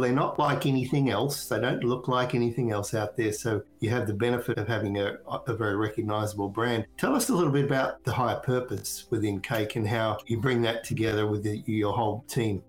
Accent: Australia; moved away; I'm originally from Australia

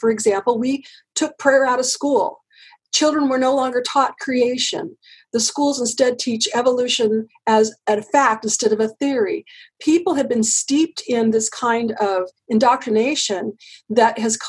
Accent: United States; I'm an American and this is the only place I've ever lived

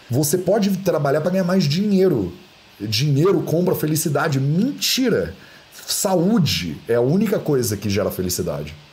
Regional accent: Barbacena, Minas Gerais, Brazil; quando eu era criança pequena lá em Barbacena, que a minha avó me dava, né, esse negócio

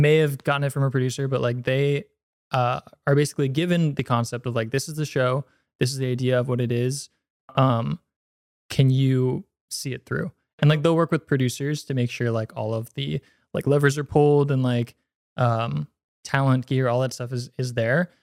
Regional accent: San Mateo, California, United States; I'm from, uh, Bay Area, San Mateo.

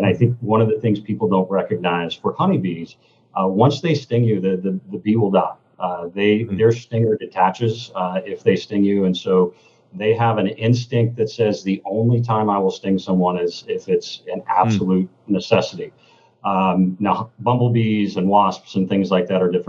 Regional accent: Kentucky, United States; moved away; also born or lived in Seattle / Chicago; growing up in Kentucky

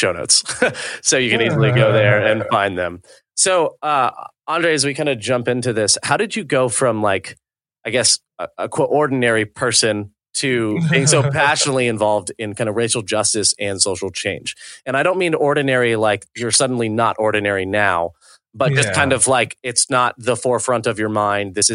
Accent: Orlando, Florida, United States; I'm from Orlando, Florida.

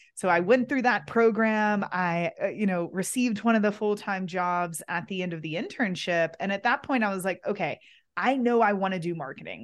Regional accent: Kentucky, United States; moved away as an adult; it's been fun to come back and be in my hometown, be with my family again

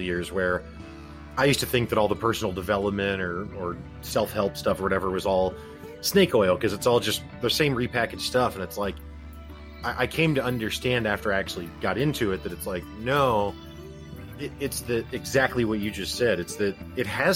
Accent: Missouri, United States; I'm from Missouri

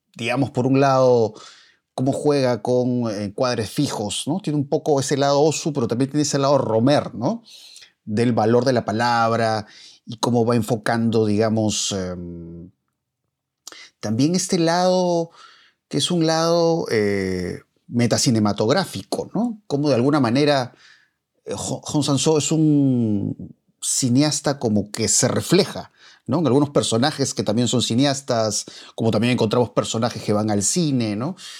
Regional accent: Peru; quienes somos peruanos

